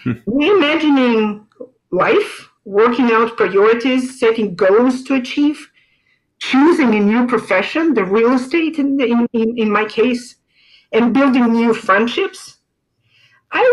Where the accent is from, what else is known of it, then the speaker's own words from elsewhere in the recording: Moscow, Russia; moved away as an adult; also born or lived in Europe; now in Naples, United States; I was born in Moscow, Russia, and worked most of my life in Russia and in Europe.